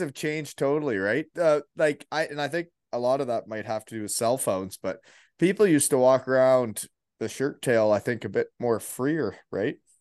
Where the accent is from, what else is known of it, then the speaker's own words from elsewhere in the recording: Elmira, Ontario, Canada; moved away as an adult; now in Kincardine, Canada; I grew up in Elmira